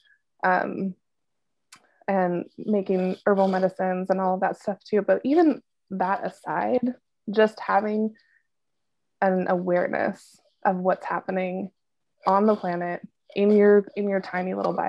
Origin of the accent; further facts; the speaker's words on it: Washington, United States; moved away; I grew up in Washington, so this is like home base for me